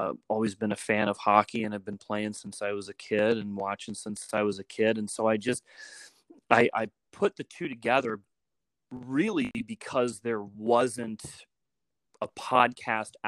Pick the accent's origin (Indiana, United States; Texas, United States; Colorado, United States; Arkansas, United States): Colorado, United States; Woodland Park; Grew up in a really small town called Woodland Park, and it's up in the mountains, very cold.